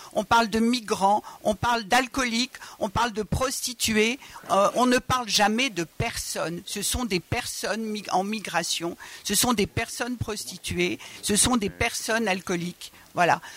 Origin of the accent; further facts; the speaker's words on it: Georgia; French is a second language; now in France; je viens de Georgie, d'origine arménienne.